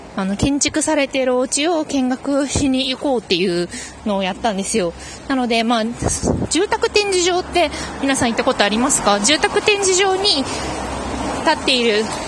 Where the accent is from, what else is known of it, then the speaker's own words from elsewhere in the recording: Fukuoka, Japan; also born or lived in Yamanashi; now in Tokyo, Japan; 私もね出身がね福岡なんですけど